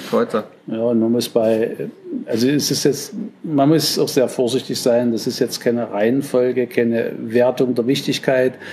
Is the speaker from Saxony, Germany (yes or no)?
yes; Saxony, Germany; accent: Saxon; wir haben ja hier bei uns, man hört ja, ich bin Sachse